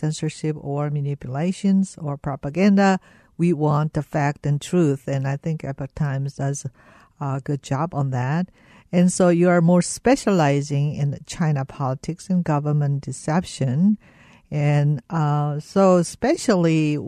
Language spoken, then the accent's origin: English; South Korea; moved away; I came from South Korea